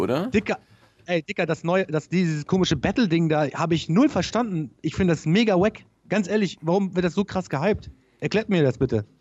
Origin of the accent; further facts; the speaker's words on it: Travemünde, Schleswig-Holstein, Germany; Bei uns in Tramünde